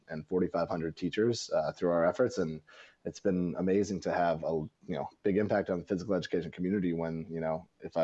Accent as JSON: {"language": "English", "region": "Northern California", "country": "United States", "said": "I'm from Northern California"}